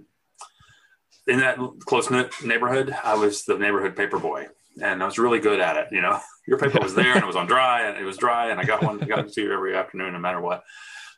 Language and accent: English; Charlotte, North Carolina, United States; I grew up in Hickory Grove, which is now part of Charlotte, North Carolina